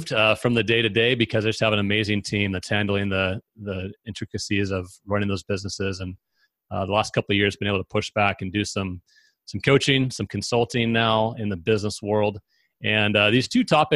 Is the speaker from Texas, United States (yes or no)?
no; Northern California, United States; also born or lived in San Diego; I grew up in Northern California